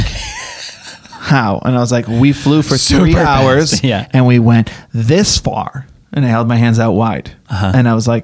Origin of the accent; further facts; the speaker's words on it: Massachusetts, United States; I'm from Boston.